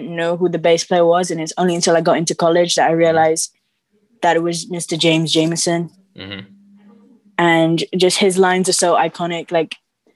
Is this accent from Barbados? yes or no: yes; Barbados; moved away as an adult; now in London, United Kingdom; from London, but I grew up in Barbados